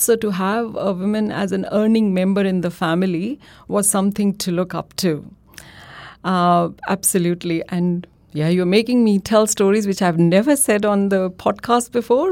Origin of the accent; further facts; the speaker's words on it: India; moved away as an adult; now in Australia; I am from India, and my undergrad, my postgrad, that was all done at Delhi University in India